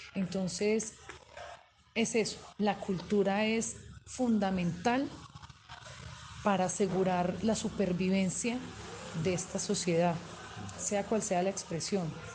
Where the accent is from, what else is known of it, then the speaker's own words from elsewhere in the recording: Calarcá, Quindío, Colombia; tengo la fortuna de provenir de un municipio como Calarcá Quindío